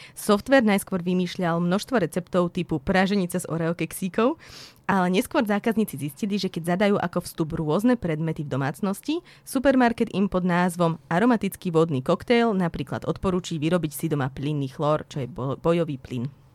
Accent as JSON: {"language": "Slovak", "town": "Trebišov", "region": "Košice Region", "country": "Slovakia", "tie": "born or raised there", "moved": "yes", "lives_now": "Bratislava, Slovakia", "said": "Ja som sa narodila v Trebišove a teraz žijem v Bratislave"}